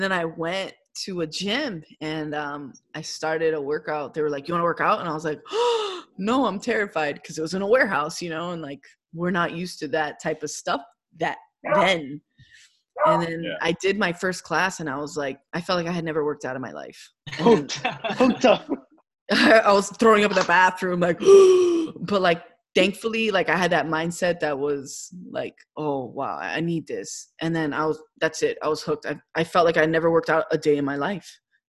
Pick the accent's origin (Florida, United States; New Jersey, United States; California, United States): Florida, United States; Kendall; I grew up there. I grew up by, like across the street from Country Walk